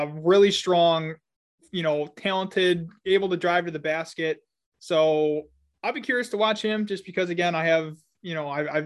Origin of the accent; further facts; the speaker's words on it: Western New York, United States; I'm from Western New York